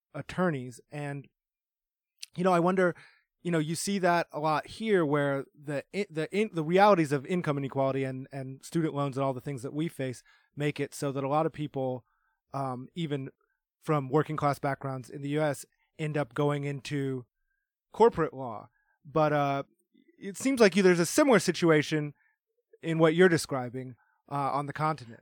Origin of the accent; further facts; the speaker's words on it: United States; as an American